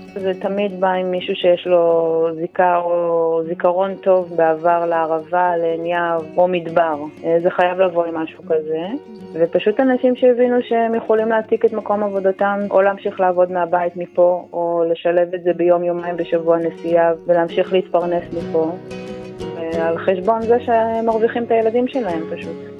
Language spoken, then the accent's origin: Hebrew; Ein Yahav, Southern District, Israel; אני נולדתי פה, ההורים שלי מהמקימים של המושב